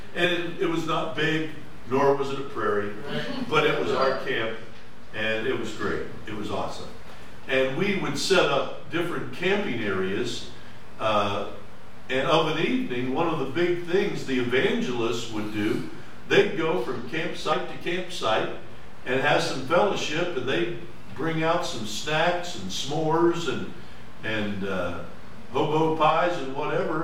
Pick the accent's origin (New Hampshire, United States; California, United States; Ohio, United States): Ohio, United States; Mifflinville; I was from Mifflinville, Ohio